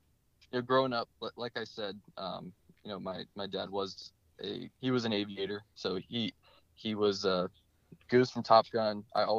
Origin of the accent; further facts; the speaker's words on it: Ireland; It was St. Patrick's Day the first time I flew, and I knew it was a good day for me. As an Irish man.